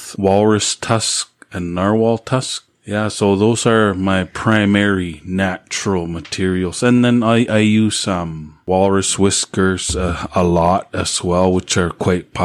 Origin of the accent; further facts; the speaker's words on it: Nunavut, Canada; moved away; I'm from Inuit Nunangat, which is Inuit lands, particularly Nunavut of the three regions.